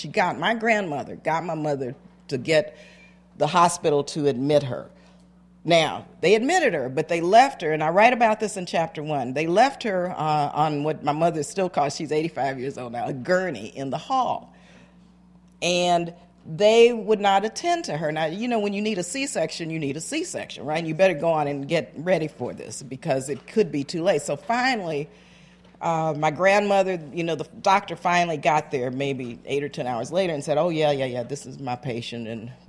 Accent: El Paso, Texas, United States; born there; I was born in El Paso, Texas.

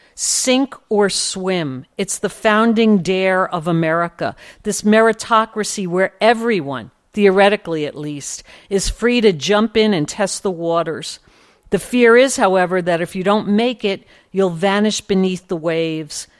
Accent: New York City, New York, United States; I grew up in Sunnyside, Queens

